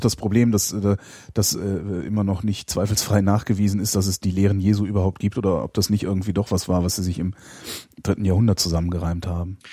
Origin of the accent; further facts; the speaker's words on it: Cologne, North Rhine-Westphalia, Germany; also ich bin halt Kölner